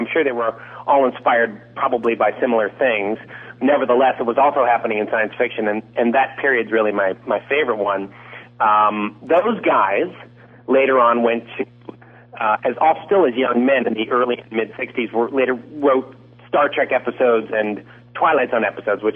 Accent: Detroit, Michigan, United States; we grew up in Detroit together.

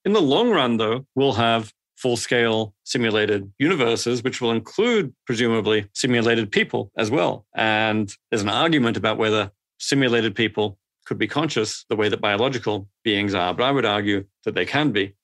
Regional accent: Australia; moved away; also born or lived in Sydney, Australia / Adelaide, Australia; I grew up in Sydney and Adelaide in Australia

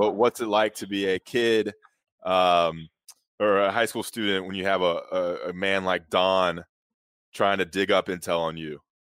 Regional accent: Greensboro, North Carolina, United States; I grew up in Greensboro, Jefferson

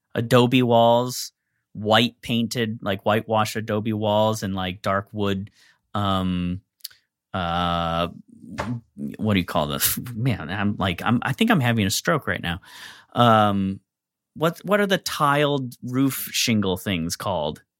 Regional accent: United States; I'm from the East Coast Midwest

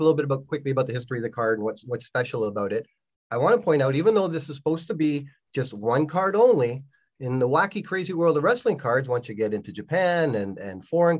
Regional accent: Toronto, Ontario, Canada; As a kid growing up in Scarborough, Ontario

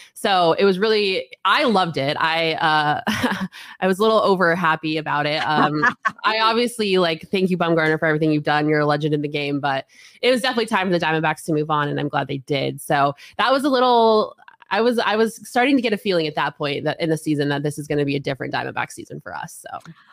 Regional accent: Colorado, United States; moved away; I grew up in Colorado

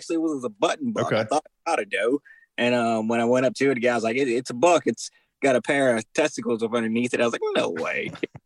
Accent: Baton Rouge, Louisiana, United States; I grew up South Louisiana, Baton Rouge, Louisiana. Majority of my life, well, I spent most of my life in Baton Rouge, Louisiana. Grew up here hunting and fishing.

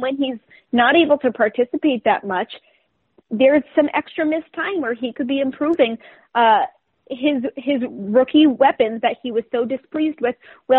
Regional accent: New England, United States; I grew up in New England.

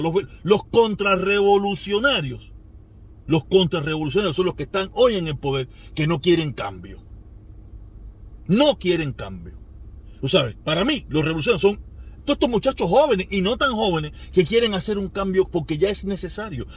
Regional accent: Cuba; moved away; mi pueblo

